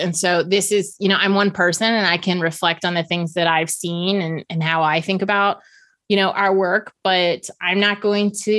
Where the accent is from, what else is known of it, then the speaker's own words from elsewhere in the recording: Virginia, United States; I grew up in Virginia and we were one of the last states to ban indoor smoking